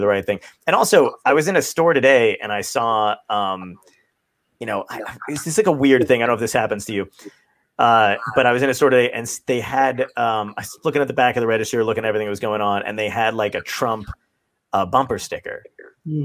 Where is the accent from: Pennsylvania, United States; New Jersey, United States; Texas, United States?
New Jersey, United States; Ocean County; we grew up in New Jersey in Ocean County